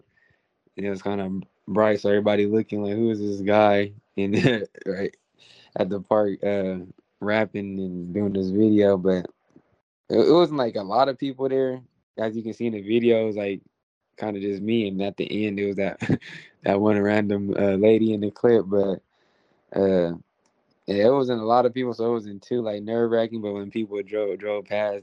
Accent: Stockton, California, United States; I'm from Stockton. I'm from the West Coast

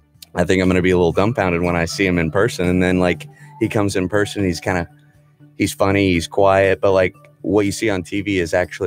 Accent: Friendswood, Texas, United States; born or raised there

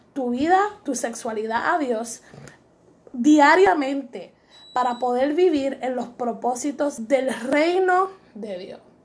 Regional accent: Puerto Rico; Somos puertorriqueñas y muy orgullosas de ser

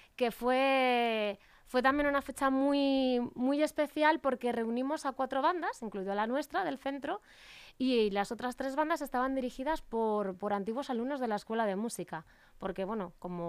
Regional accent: Asturias, Spain; moved away as an adult; also born or lived in Madrid; now in Leganés, Spain; yo soy asturiana, mi formación ha sido en Asturias

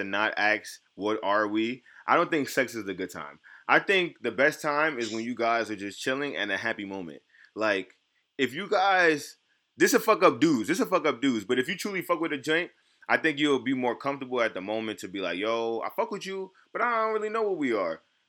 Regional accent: New York City, New York, United States; I'm from New York City

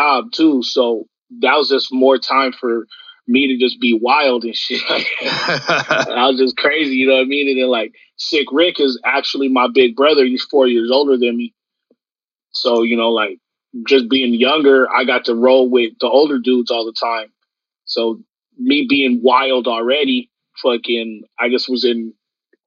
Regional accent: San Diego, California, United States; I'm born and raised in San Diego, Southeast. I'm from Paradise Hills

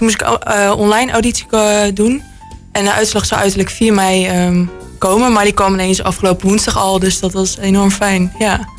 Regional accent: Roosendaal, North Brabant, Netherlands; ik ben 17 jaar en ik kom uit Roosendaal.

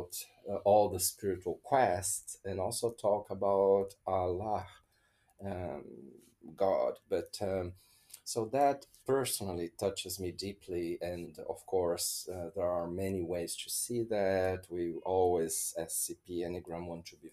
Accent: Brazil; my home country, Brazil

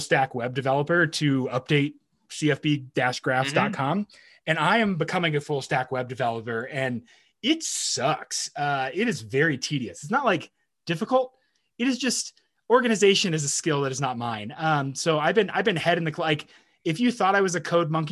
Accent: Texas, United States; moved away as an adult; being a Texan abroad

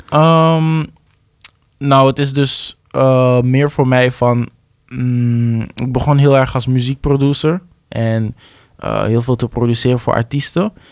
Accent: Amsterdam, North Holland, Netherlands; waar ik vandaan kom, de Belmer

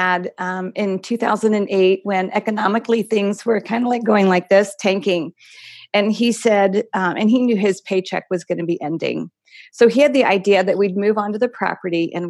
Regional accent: East Coast, United States; also born or lived in Scottsdale, Arizona; now in Arizona, United States; Originally back east, Michael and I both

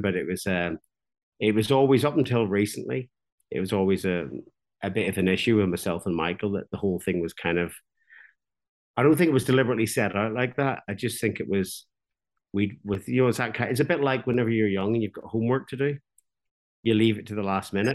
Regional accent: Belfast, Northern Ireland, United Kingdom; now in Ballyclare, United Kingdom; I'm from Belfast, but I live in a small market town called Ballyclare

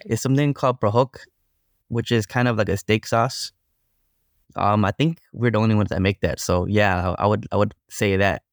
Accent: Long Beach, California, United States; I grew up in Long Beach, California

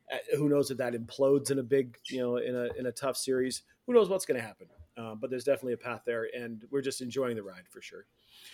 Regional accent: Denver, Colorado, United States; we're all in Denver, and we're all basically from Denver.

